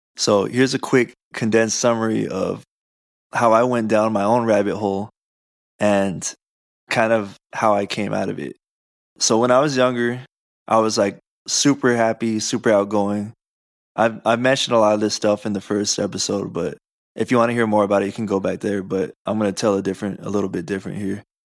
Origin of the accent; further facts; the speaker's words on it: Southern California, United States; we grew up in Southern California